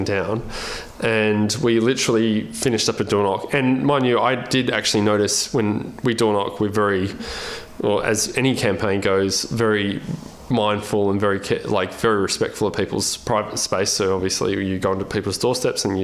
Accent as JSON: {"language": "English", "town": "Albany", "region": "Western Australia", "country": "Australia", "tie": "born or raised there", "said": "I grew up in Albany, in, you know, obviously Albany, the southwest of Western Australia"}